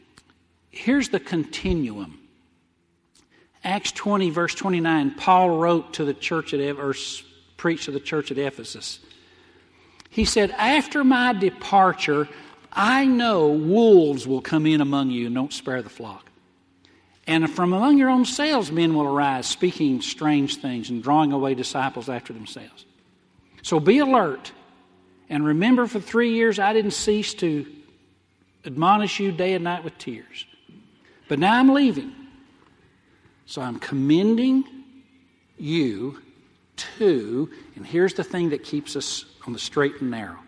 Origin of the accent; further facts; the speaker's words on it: the South, United States; moved away; I'm from the South, so I'd say, hey, let's follow the Southern Baptist